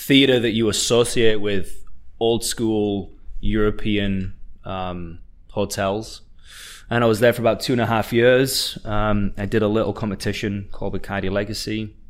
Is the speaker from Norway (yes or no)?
no; Redcar, North East England, United Kingdom; moved away as an adult; also born or lived in Middlesbrough / Newcastle; now in Miami, United States; So, yeah, I was born in Middlesbrough, but I grew up in Redcar, which is a super small seaside town about 20 minutes down the road.